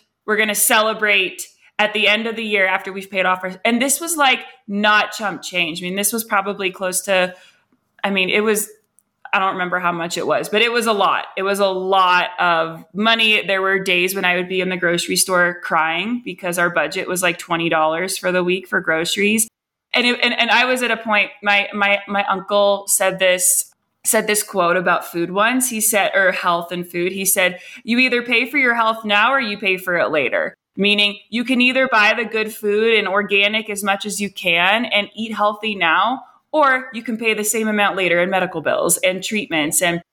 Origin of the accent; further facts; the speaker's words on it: Morgantown, West Virginia, United States; moved away as an adult; now in Colorado, United States; I grew up in Morgantown